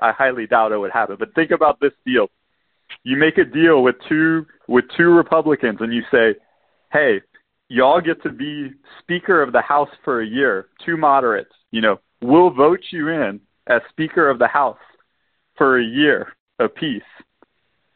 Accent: Louisiana, United States; I'm from Louisiana

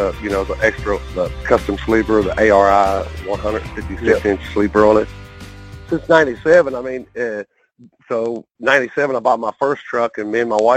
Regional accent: West Virginia, United States; now in Arizona, United States; I grew up in West Virginia, born and raised there

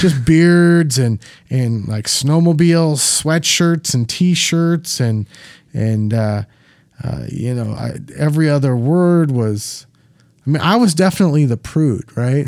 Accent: Minneapolis, Minnesota, United States; in my hometown

